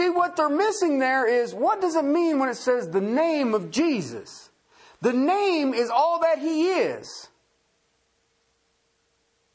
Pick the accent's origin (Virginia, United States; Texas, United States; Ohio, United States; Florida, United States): Ohio, United States; southern; I grew up in the Rust Belt. I grew up in car country. I was in southern Ohio